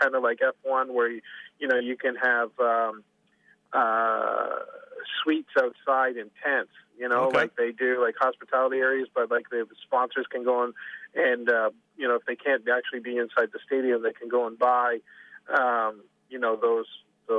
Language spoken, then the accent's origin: English; Canada; moved away; being Canadian